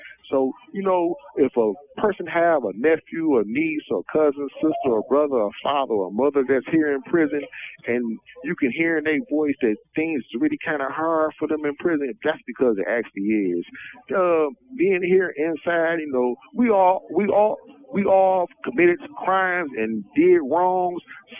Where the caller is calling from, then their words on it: Michigan, United States; I'm calling from Michigan Department of Corrections, D.C. Brooks facility.